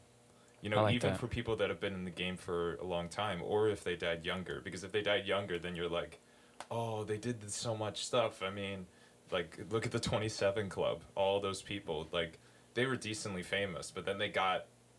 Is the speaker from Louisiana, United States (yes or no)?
no; Ohio, United States; I'm from Ohio.